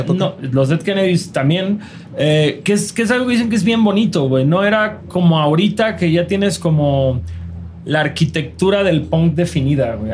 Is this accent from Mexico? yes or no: yes; Mexico; nosotros, como morros mexicanos de 13 años